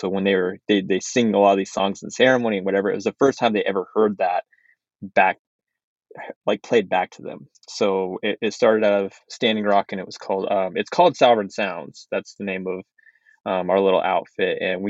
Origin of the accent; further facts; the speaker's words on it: United States; first language Navajo; English is a second language; English is not my first language. Dene Navajo, Dene Bizat is my first language.